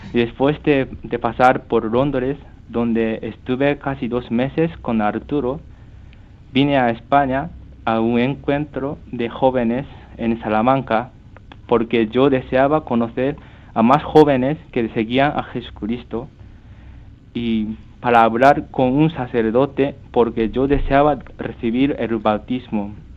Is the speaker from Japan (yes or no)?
yes; Japan; Spanish is a second language; moved away as an adult; also born or lived in Canada; now in Toledo, Spain; soy japonés